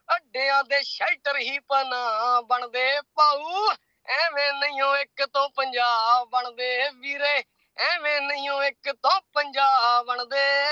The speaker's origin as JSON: {"language": "Punjabi", "country": "India", "tie": "born or raised there", "moved": "as an adult", "lives_now": "Adelaide, Australia", "said": "India ਹੀ ਜੰਮੇ play ਆਪਾਂ"}